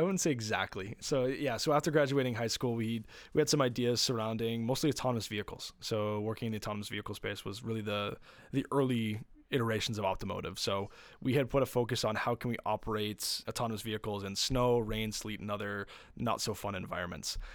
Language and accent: English; Windsor, Ontario, Canada; we're from Windsor, and we're a very manufacturing heavy town.